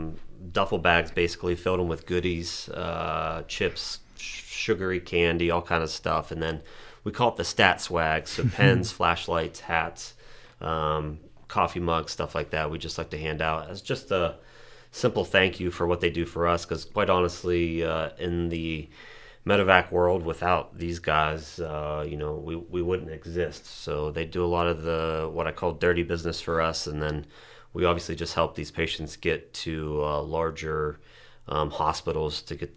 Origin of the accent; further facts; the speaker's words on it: Reynoldsville, Pennsylvania, United States; many, many years ago, but I grew up in Reynoldsville. I ran with the Reynoldsville Ambulance when I was in high school.